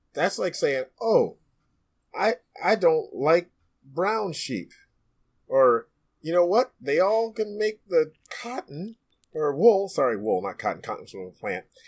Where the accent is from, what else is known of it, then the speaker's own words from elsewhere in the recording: New York City, New York, United States; in my own neighborhood growing up in Brooklyn, New York